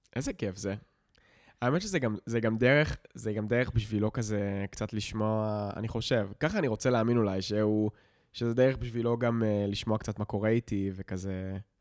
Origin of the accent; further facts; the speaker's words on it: Israel; החיים שלנו במושב היו די בסדר